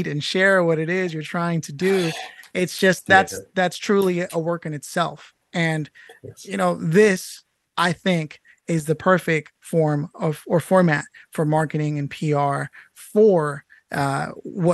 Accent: United States; 35 years as an American

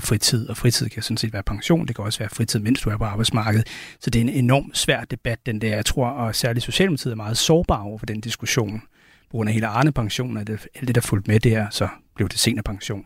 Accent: Denmark; den velfærd, vi vil have som danskere

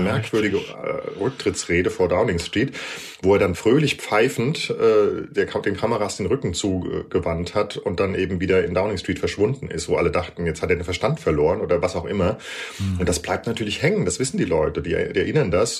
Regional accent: Germany; now in United Kingdom; bei uns in Deutschland

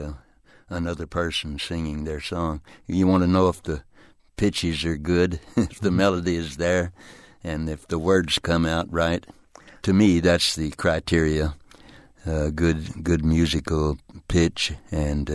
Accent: Texas, United States; moved away; also born or lived in Arkansas; I'm a lazy Southern guy. I was born in Arkansas and raised in Texas

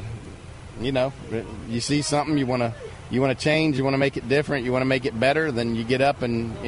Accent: Jacksonville, Florida, United States; moved away as an adult; also born or lived in Tallahassee, Florida; now in Apopka, United States; I grew up in Jacksonville, went to Tallahassee

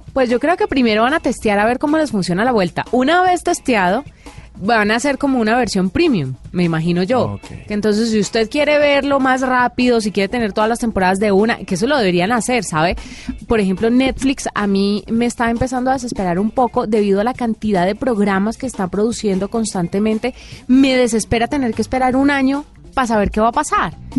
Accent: Valle del Cauca, Colombia; moved away; yo que soy del Valle del Cauca

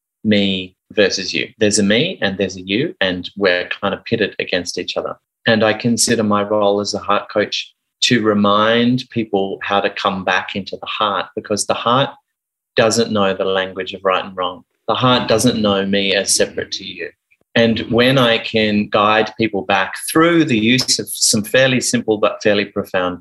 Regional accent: Sydney, New South Wales, Australia; also born or lived in Geelong, Victoria / United Kingdom; I grew up in Geelong, and then we moved to the UK for 6 months, and mum and dad separated when we were over there. And we moved back to Sydney with mum

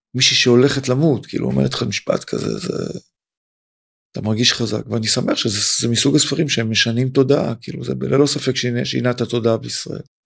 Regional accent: Tel Aviv, Tel Aviv District, Israel; also born or lived in Pardes Katz / Ramat Gan; אני גם מזרחי, אני גם תל אביבי ובשמאל פה

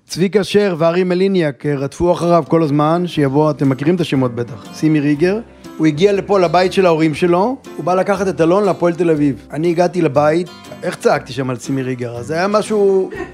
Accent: Gvat, Northern District, Israel

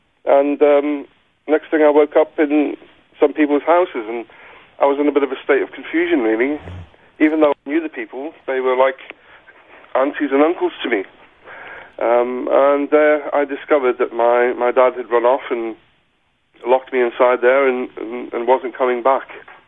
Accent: South Africa; And both my grandparents died really quickly, and I can just remember this outpouring of grief, and my mum, and obviously her husband wasn't coming back, and he didn't want us to come back to South Africa.

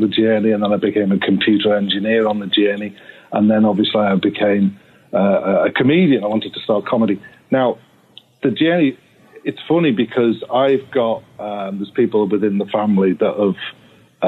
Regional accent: Liverpool, North West England, United Kingdom; I'm like Liverpool area, right? So I'm not like in the city centre. I'm in the surrounding areas

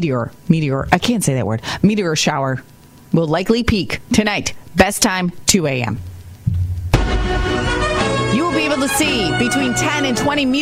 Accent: Rochester, New York, United States; Yeah, we're from Rochester.

